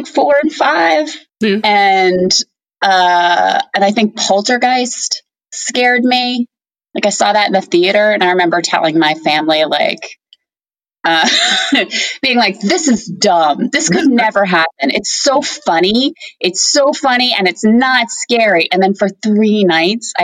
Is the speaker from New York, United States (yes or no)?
yes; Long Island, New York, United States; I'm from Long Island, and there was a store called World Imports at the Roosevelt Field Mall